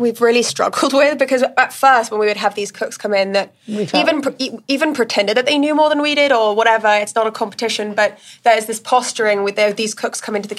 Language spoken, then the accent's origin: English; India; also born or lived in Middle East; Like I grew up in India and in the Middle East, and I will choose Indian food or, you know, or Vietnamese or Lebanese or anything any day.